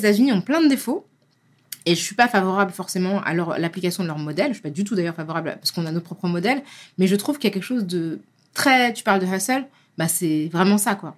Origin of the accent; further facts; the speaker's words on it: France; on est français